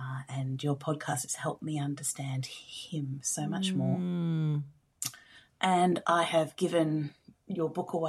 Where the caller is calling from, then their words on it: Bunbury, Western Australia, Australia; I'm calling from Bunbury in Western Australia.